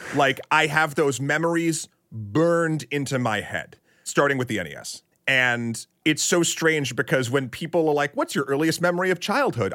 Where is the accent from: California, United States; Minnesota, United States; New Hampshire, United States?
New Hampshire, United States; born or raised there; also born or lived in Tyngsborough, Massachusetts